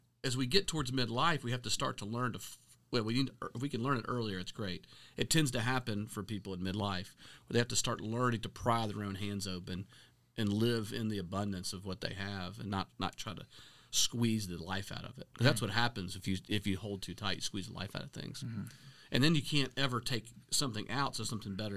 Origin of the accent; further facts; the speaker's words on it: Middle Tennessee, United States; we're both from Middle Tennessee.